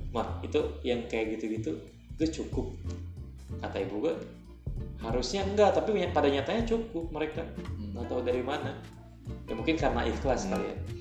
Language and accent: Indonesian; Sumedang, West Java, Indonesia; di daerah gue mau honor di negeri kayak saudara gue dia cuma digaji 200 ribu sebulan daerah Sumedang